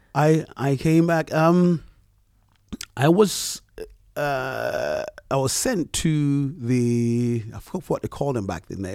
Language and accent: English; Montserrat; now in London, United Kingdom; I am from Montserrat.